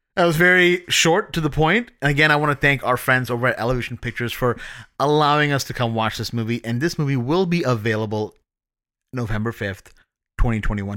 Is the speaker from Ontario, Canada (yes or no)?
yes; Toronto, Ontario, Canada